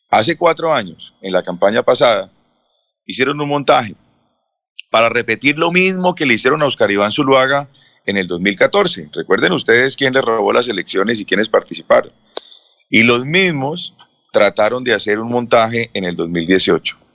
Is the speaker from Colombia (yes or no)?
yes; Colombia; a quien le tengo afecto, admiración, gratitud como el colombiano, pero también es mi amigo y es el padrino de mis cuatro hijos